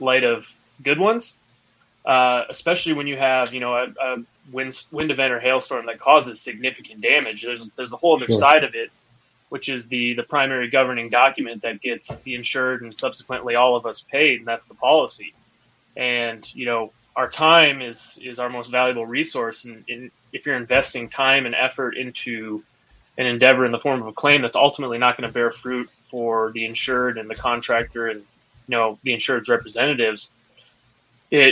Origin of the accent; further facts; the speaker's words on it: Minnesota, United States; moved away; I'm from Minnesota